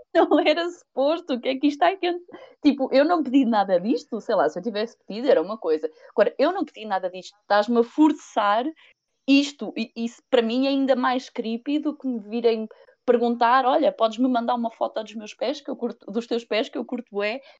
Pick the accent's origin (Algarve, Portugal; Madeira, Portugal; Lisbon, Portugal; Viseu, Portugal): Viseu, Portugal; tenho 30 anos, sou de Viseu